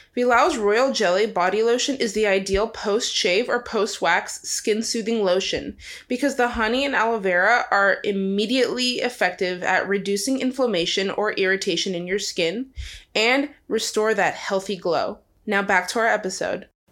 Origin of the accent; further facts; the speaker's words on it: Angola; moved away; when I was growing up, I lived in Angola